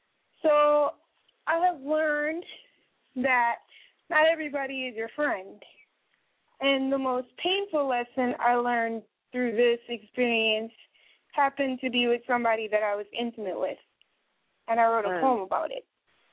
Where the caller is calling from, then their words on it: Wisconsin, United States; I'm calling you from Wisconsin